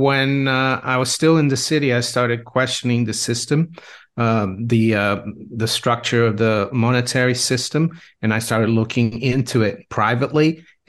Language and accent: English; Brazil; English is a second language; now in United Kingdom; Well, I grew up in Brazil, where we had a lot of inflation, so I was always interested in money. I've been in the UK since 1992.